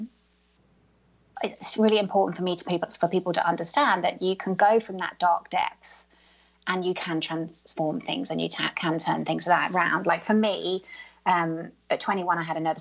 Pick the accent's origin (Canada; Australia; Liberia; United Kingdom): United Kingdom; I'm British